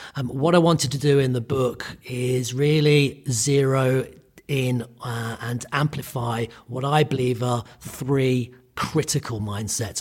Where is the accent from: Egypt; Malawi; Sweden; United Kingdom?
United Kingdom; I'm Irish Italian. I grew up in the U K. So I'm a, I'm British.